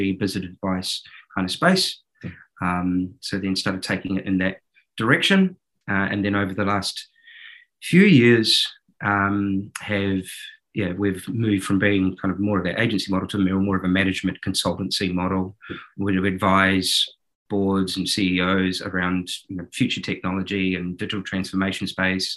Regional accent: New Zealand; accent: New Zealand; moved away; I started in advertising and marketing in New Zealand, as you might be able to tell from my accent.

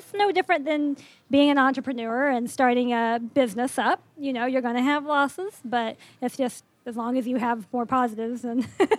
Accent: Tulsa, Oklahoma, United States; now in Kansas City, United States; I'm from Tulsa, Oklahoma

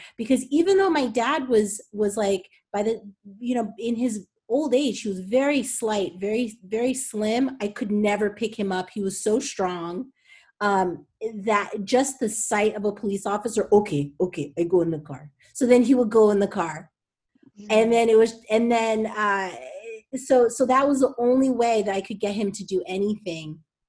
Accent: Englewood, New Jersey, United States; I grew up in Englewood, New Jersey.

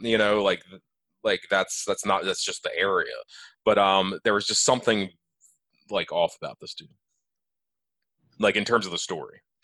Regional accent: Elkton, United States; I grew up in Elkton.

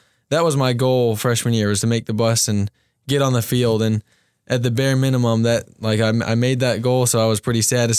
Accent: Cincinnati, Ohio, United States; Yeah, so I'm from Cincinnati, Ohio. Been playing football since second grade.

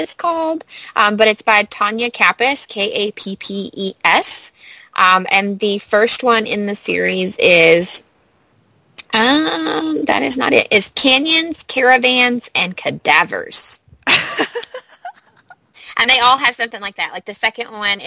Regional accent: Kentucky, United States; I'm from Kentucky

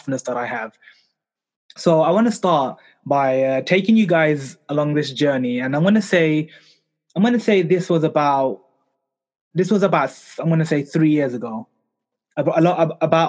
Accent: London, United Kingdom; I was born and raised here in London in the UK.

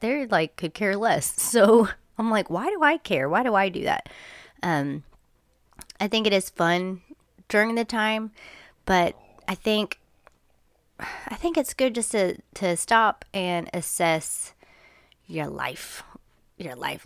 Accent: United States; I'm American

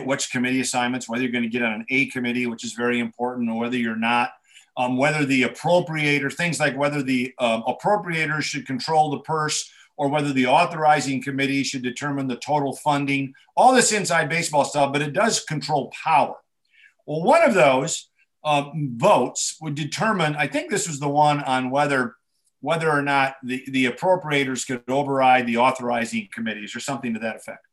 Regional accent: Minnesota, United States; In Minnesota, my home state

